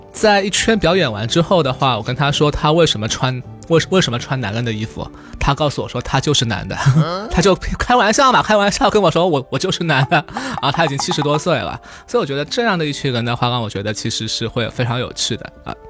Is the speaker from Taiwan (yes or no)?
no; southern China, China; 作为一个南方的孩子